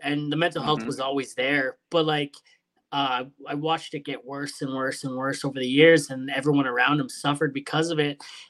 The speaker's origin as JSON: {"language": "English", "town": "Hamilton", "region": "Ontario", "country": "Canada", "also_born_or_lived": "Sault Ste. Marie", "said": "Originally, I'm out west now, but, you know, I'm from Hamilton originally. So we moved up north for a bit to the Sault Ste. Marie."}